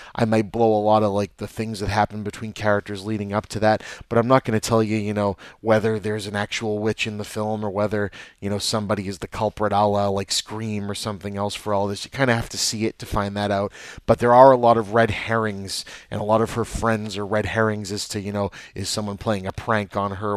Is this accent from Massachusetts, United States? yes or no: yes; Lynn, Massachusetts, United States; I was born and raised in Lynn, Massachusetts. I still live in Lynn, Massachusetts.